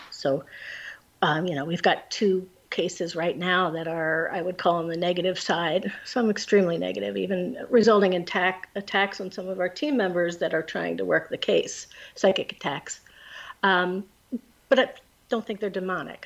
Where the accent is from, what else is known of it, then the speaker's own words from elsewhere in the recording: Pennsylvania, United States; now in New Jersey, United States; I'm from Pennsylvania